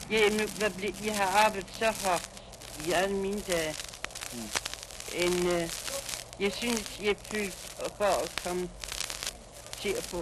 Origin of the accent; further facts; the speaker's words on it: Denmark; moved away as an adult; now in United States; jeg har fem, der ligger hjemme på kirkegården hjemme i Danmark.